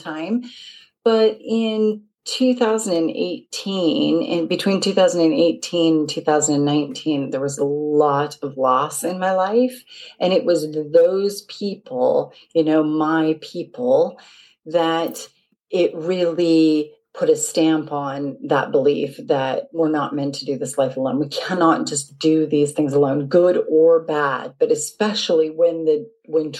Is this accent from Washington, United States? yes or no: yes; Seattle, Washington, United States; moved away as an adult; now in Market Harborough, United Kingdom; I'm originally from Seattle. So I've been in the UK for about 18 years now